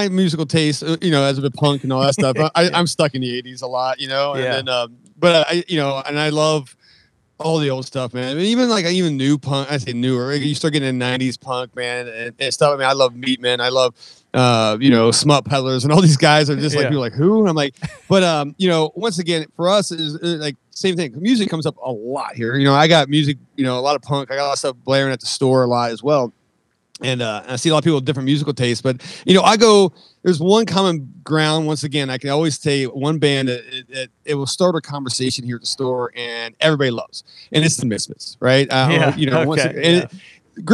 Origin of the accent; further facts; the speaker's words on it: San Francisco, California, United States; I'm like, dude, I grew up in San Francisco.